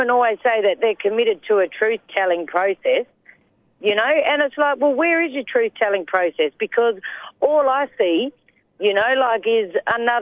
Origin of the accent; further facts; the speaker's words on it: Whadjuk country, Noongar country, southwest of Western Australia, Australia; I'm from Noongar Boodja, Noongar country in the southwest of WA. So I'm from Whadjuk country.